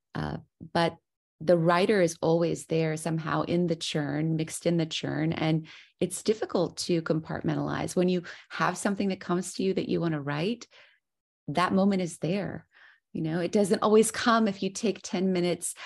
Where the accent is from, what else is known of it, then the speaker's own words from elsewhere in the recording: the South, United States; growing up in the South where there's a lot of idiomatic language